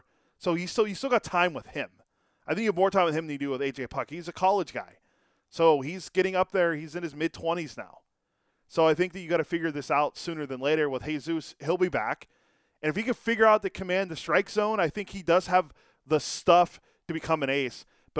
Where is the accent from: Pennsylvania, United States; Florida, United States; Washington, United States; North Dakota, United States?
Pennsylvania, United States; Pittsburgh; I grew up in Pittsburgh.